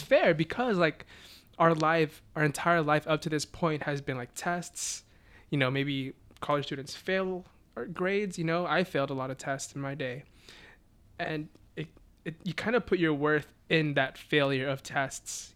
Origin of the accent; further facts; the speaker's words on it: Beaumont, Texas, United States; also born or lived in Philippines; I grew up in Beaumont, Texas, which is about like an hour and a half from Houston